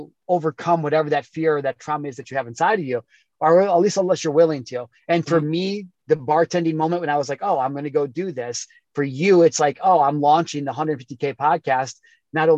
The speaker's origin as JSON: {"language": "English", "region": "Midwest", "country": "United States", "tie": "born or raised there", "said": "growing up in the Midwest"}